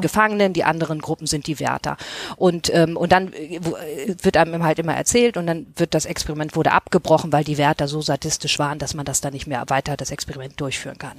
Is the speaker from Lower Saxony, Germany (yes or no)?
no; Hamburg, Germany; also ich bin ja aus Hamburg